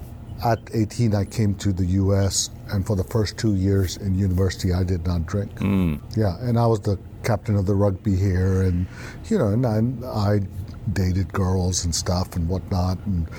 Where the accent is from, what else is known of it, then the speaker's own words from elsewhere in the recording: Beirut, Beirut Governorate, Lebanon; also born or lived in Karachi, Pakistan; Up to the age of three, we were in Pakistan. And we went from the frying pan to the fire. We went from Karachi, Pakistan. My dad got a job in Beirut, Lebanon.